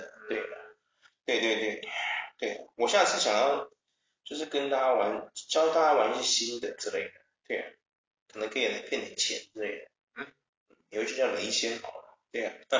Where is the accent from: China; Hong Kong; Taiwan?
Taiwan; 像我们台湾人，